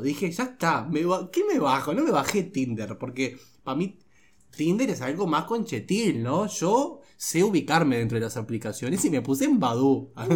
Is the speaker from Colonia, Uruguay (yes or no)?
yes; Juan Lacaze, Colonia, Uruguay; also born or lived in Rivera; soy de Juan Lacase, departamento de Colonia.